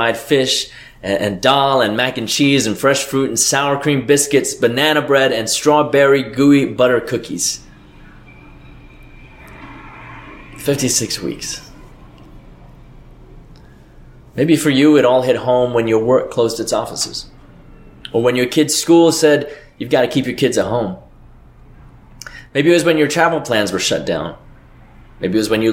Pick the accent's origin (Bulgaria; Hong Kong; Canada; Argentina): Hong Kong; now in United States; my parents and my hometown, half the world away